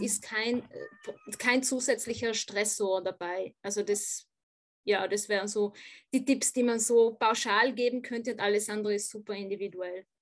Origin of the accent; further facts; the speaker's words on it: South Tyrol, Trentino-Alto Adige, Italy; now in Vienna, Austria; also ich komme ursprünglich ja aus Südtirol, auch vom Land